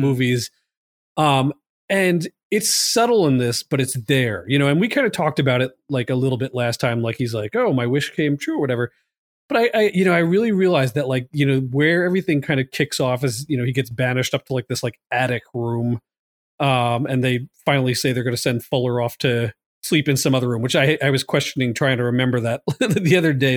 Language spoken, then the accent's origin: English; Long Island, New York, United States; I was from Long Island